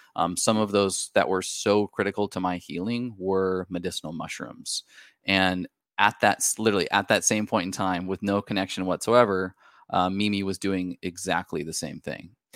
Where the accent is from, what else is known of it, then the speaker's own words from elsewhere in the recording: Washington, United States; We're from the Pacific Northwest, uh, up in Washington State.